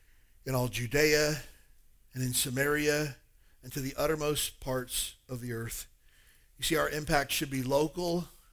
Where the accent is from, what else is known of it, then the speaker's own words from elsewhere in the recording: Kentucky, United States; moved away; Hey, I grew up in Kentucky, a town of about 4,000 people.